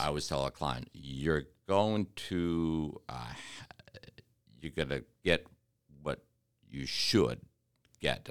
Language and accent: English; Detroit, Michigan, United States; now in Kentucky, United States; I'm from Detroit